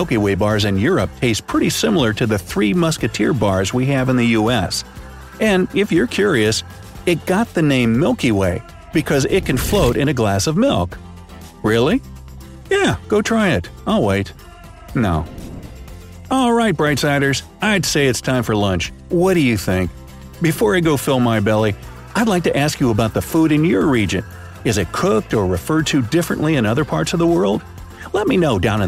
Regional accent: United States; as an American

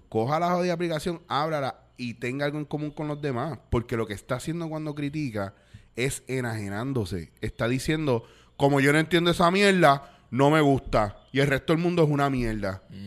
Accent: Puerto Rico

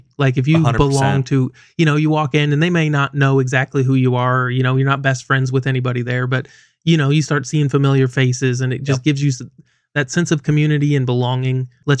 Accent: Goshen, United States; when I grew up, we grew up in Goshen with that group of friends of mine. We had no store.

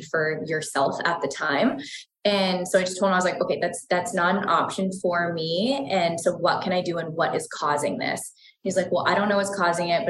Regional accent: East Coast, United States; moved away; I'm from the East Coast originally and just grew up in a very traditional household

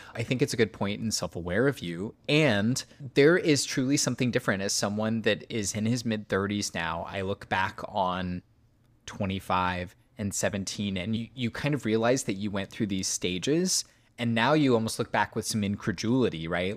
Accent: near Hollandsburg, West Central Indiana, United States; very near my hometown

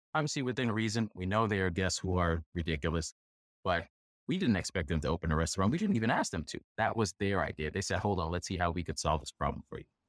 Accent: New York, United States; I'm a New Yorker

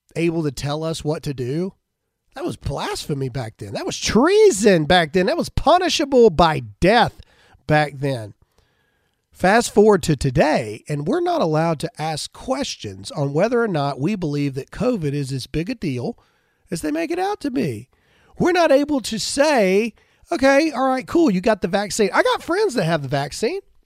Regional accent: United States; we're Americans

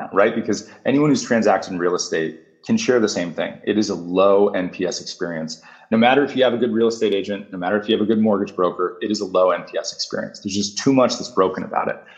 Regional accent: United States; as American consumers

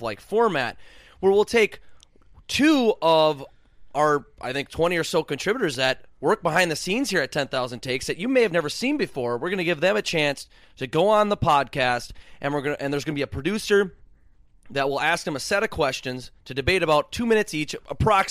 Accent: Minnesota, United States; I sound like I am Minnesotan. We're from Minnesota.

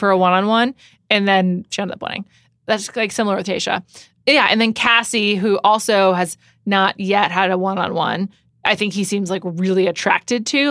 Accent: New York City, New York, United States; I grew up in New York

